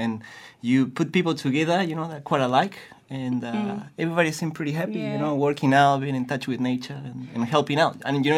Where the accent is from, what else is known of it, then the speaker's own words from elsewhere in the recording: Chile; moved away; I'm from Chile.